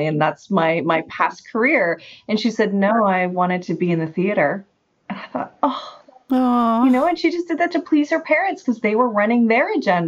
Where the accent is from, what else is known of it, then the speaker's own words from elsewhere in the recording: Canada; I'm Canadian